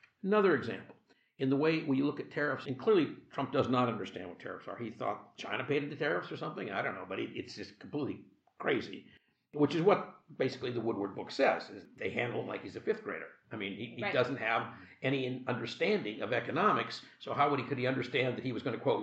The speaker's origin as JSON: {"language": "English", "country": "Canada", "moved": "yes", "lives_now": "United States", "said": "I'm Canadian."}